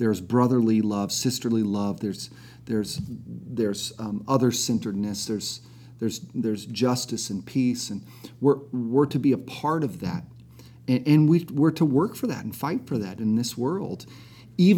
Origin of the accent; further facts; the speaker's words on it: United States; as American Christians